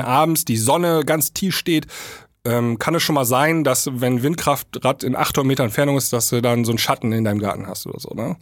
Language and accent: German; East Frisia, Lower Saxony, Germany; hier oben bei uns in Ostfriesland